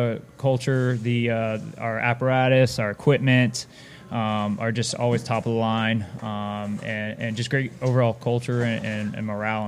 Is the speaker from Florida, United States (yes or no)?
yes; Florida, United States; I born and raised in Florida. I live at the coast, so I'm about 50 minutes from work. Basically Cocoa Beach. I live on Merritt Island, so that's where NASA is.